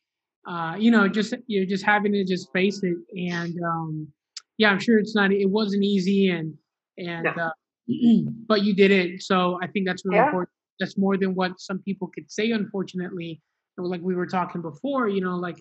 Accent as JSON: {"language": "English", "town": "Miami", "region": "Florida", "country": "United States", "tie": "born or raised there", "said": "I grew up in Miami"}